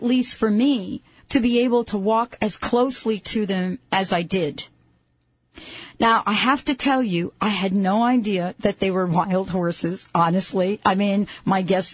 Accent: New York City, New York, United States; I grew up in the Bronx. I was born in the Bronx, and I lived in the Bronx

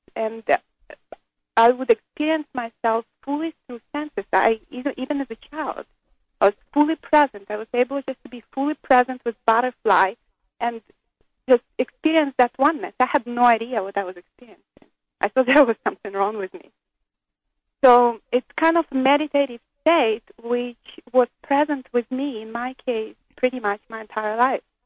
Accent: Ukraine; moved away as an adult; also born or lived in Israel; I was born in Soviet Ukraine

